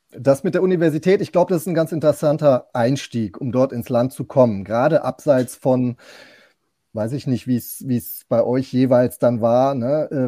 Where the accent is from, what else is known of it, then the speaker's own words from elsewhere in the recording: Germany; aber ich bin schön in, in Deutschland aufgewachsen, habe Abi gemacht